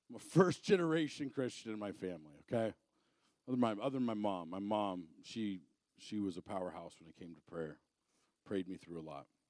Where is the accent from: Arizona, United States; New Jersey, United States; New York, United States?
Arizona, United States; moved away; I'm originally from Arizona.